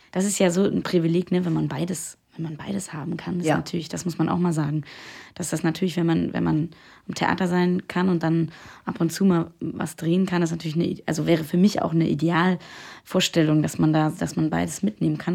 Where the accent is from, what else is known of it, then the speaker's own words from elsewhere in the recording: Austria; moved away; ich komme ja aus Österreich